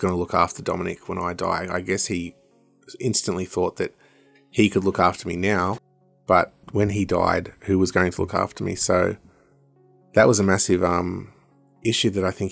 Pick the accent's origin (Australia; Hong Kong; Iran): Australia; Woolgoolga, New South Wales; now in Newcastle, Australia; where I grew up in Wagoolga